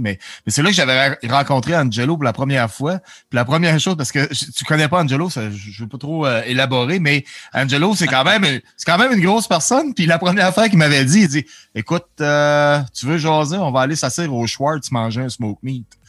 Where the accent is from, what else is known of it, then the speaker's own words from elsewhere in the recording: Dolbeau-Mistassini, Quebec, Canada; now in Alberta, Canada; je suis né à Dolbeau